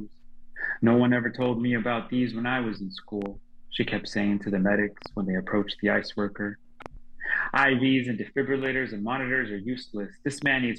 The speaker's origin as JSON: {"language": "English", "town": "Long Beach", "region": "California", "country": "United States", "moved": "as an adult", "lives_now": "San Francisco, United States", "said": "I'm actually originally from Southern California. I'm from Long Beach. I've been up here now for 10 years"}